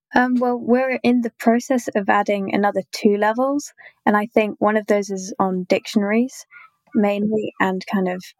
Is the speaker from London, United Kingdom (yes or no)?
yes; London, United Kingdom; I'm from London in the UK